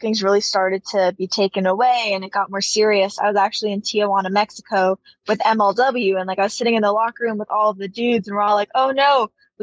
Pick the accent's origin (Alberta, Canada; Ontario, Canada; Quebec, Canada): Ontario, Canada; Toronto; being Canadian. Yeah, here in Toronto